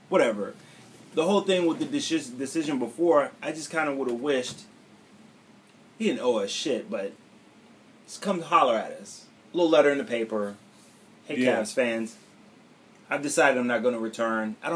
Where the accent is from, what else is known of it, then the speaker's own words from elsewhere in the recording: Cleveland, Ohio, United States; now in Ardmore, United States; But I but you know that my mind right now is in Cleveland.